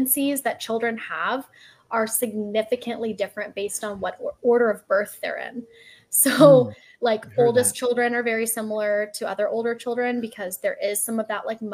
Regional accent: Austin, Texas, United States; also born or lived in San Antonio, Texas; now in Houston, United States; I was born in Austin, Texas

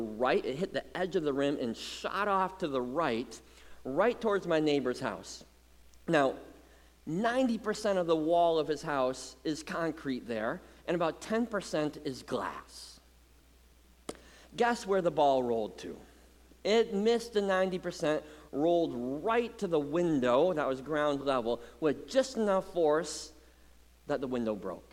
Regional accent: Muskegon, Michigan, United States; Growing up in Muskegon, our driveway was the hangout place for the whole neighborhood

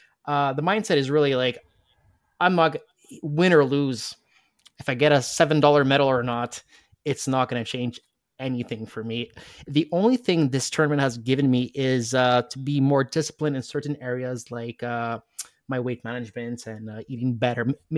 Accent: Montreal, Quebec, Canada; because I'm from Montreal

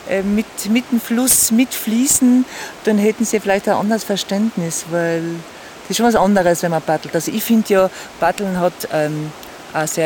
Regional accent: Tyrol, Austria; weil bei uns in Osttirol, wie du auch gesagt hast, ist ist eine lange Saison, gell?

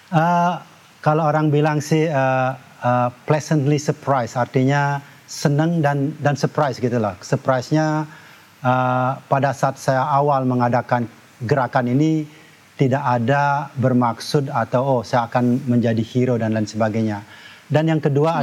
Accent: Tabanan, Bali, Indonesia; moved away as an adult; also born or lived in United States; saya dilahirkan di uh, desa kecil uh, namanya uh, Banjar Jangkahan, Desa Batuaji, Kecamatan Keramitan, Tabanan

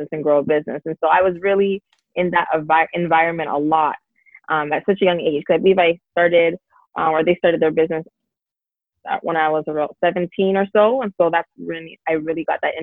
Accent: Brampton, Ontario, Canada; also born or lived in Toronto / Dallas, Texas; I was born in Toronto, but I spent most of my time in Brampton, actually. So I basically was raised in Brampton most of my life

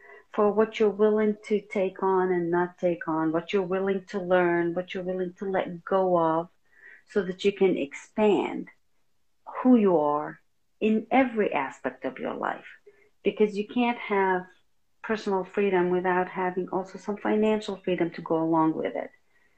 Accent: Lebanon; because we came from Lebanon originally

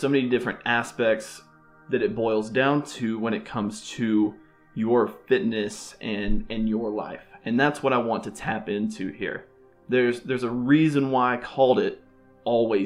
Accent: Alabama, United States; moved away as an adult; now in Boca Raton, United States; born and raised in Alabama

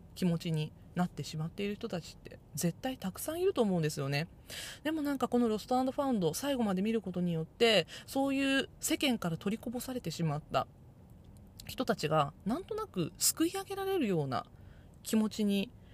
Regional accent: Japan; first language Japanese; 日本語はね、母国語なので、日本語は全然わかるんですけど

